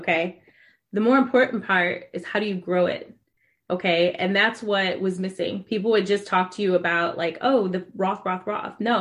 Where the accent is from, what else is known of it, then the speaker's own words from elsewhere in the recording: Ohio, United States; I'm from Ohio. So we have a lot of corn and cows in Ohio